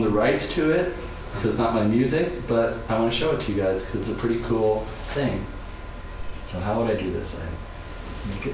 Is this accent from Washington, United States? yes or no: yes; Seattle, Washington, United States; moved away as an adult; also born or lived in New York; when I grew up in Seattle